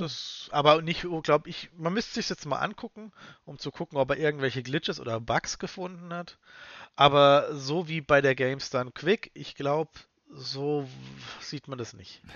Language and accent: German; Germany; Wir haben in Deutschland